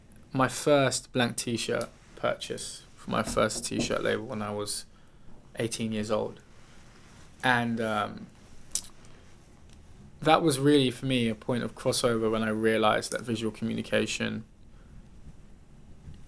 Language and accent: English; Wellingborough, East Midlands, United Kingdom; moved away as an adult; also born or lived in Brixton, London / Leicester; now in London, United Kingdom; I grew up in Northamptonshire